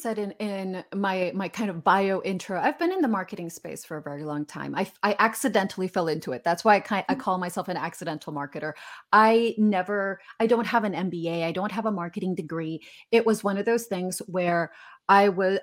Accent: Guatemala; moved away; I'm originally from Guatemala, so I'm Hispanic

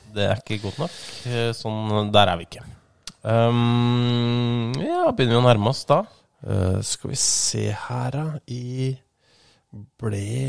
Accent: Ski, Akershus, Norway; jeg er jo fra Ski

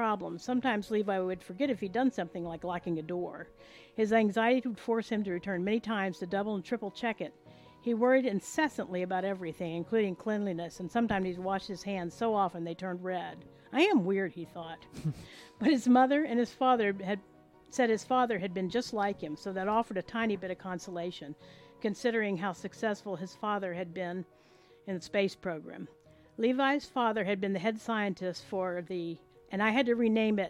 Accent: Space Coast of Florida, United States; also born or lived in Arkansas; now in Florida, United States; I grew up on the Space Coast of Florida.

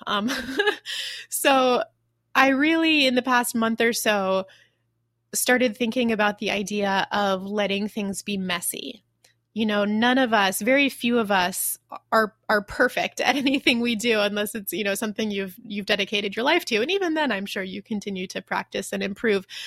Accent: United States; moved away as an adult; now in Taiwan; I'm American

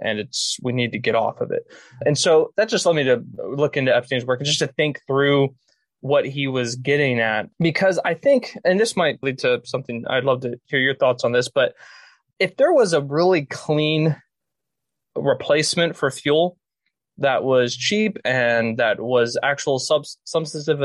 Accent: Pennsylvania, United States; I'm from Pennsylvania

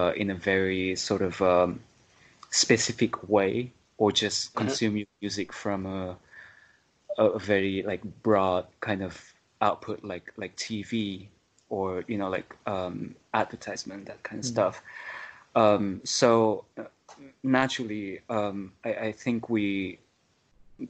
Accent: Japan; also born or lived in Vietnam; growing up in Japan too, I played in like music community in schools

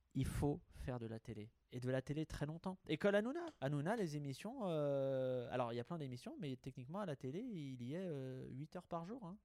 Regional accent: Haute-Savoie, Auvergne-Rhône-Alpes, France; moved away; mon chez moi natal

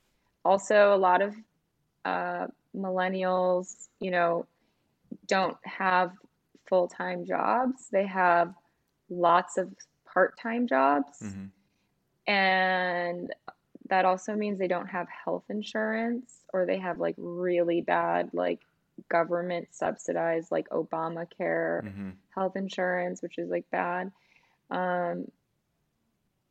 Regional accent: United States; also born or lived in Scandinavia

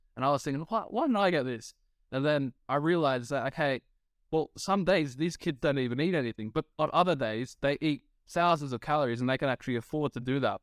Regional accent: Australia; as an Australian myself

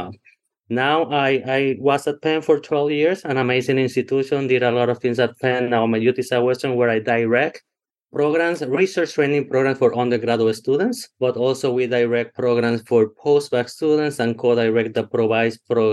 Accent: Puerto Rico; English is a second language; moved away as an adult; also born or lived in Texas / Pennsylvania; now in Dallas, United States; I'm from a really, really small town in Puerto Rico, first gen college student

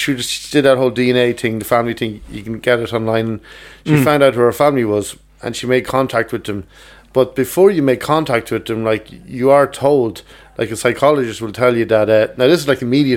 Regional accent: Kells, Ireland; moved away; I was in Kells, my hometown there

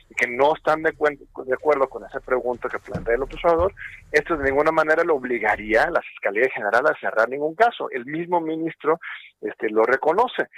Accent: Mexico; como pueblo mexicano

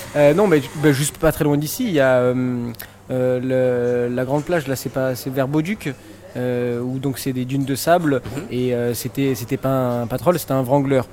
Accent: Marseille, Provence-Alpes-Côte d'Azur, France; moi, en tant que bon Marseillais

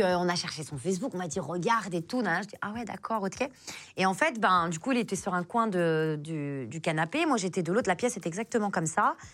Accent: France; je suis française

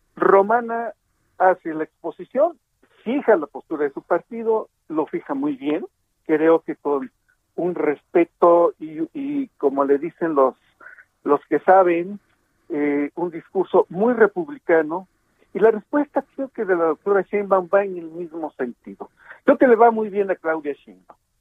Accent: Ixtapaluca, State of Mexico, Mexico; aquí en, mi pueblo, en Ixtapaluca, en el Estado de México

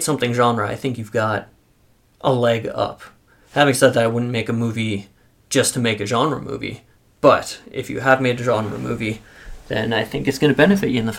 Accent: Canada; we're Canadian

